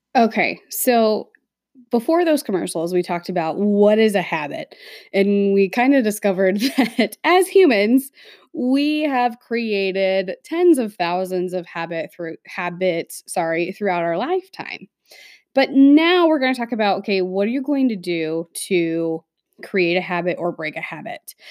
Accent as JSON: {"language": "English", "region": "Midwest", "country": "United States", "tie": "born or raised there", "said": "growing up in the Midwest"}